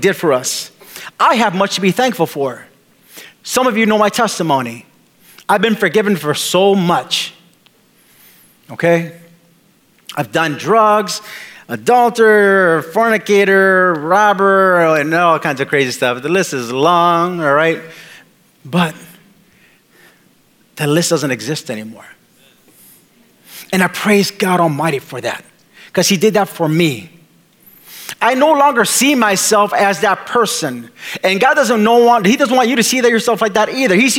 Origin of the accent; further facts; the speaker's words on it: Milwaukee, Wisconsin, United States; moved away; the church that I was raised in Milwaukee